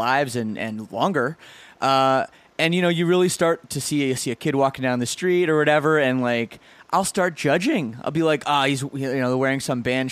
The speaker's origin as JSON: {"language": "English", "town": "Burlington", "region": "Ontario", "country": "Canada", "tie": "born or raised there", "said": "We're from the same suburban town of about 100,000, Burlington, Ontario"}